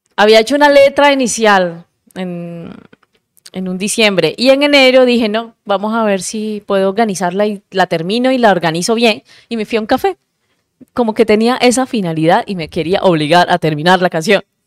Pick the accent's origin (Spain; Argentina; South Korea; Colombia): Colombia; Cartagena, Bolívar; yo soy de Cartagena